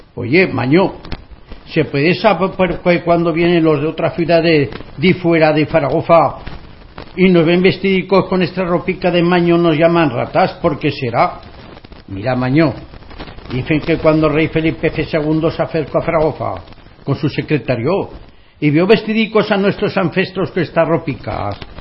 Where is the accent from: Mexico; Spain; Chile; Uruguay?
Spain; Zaragoza, Aragon; now in Alicante, Spain; yo llevo 36 años en Alicante, he recorrido toda España, y siempre me considero maño, y soy maño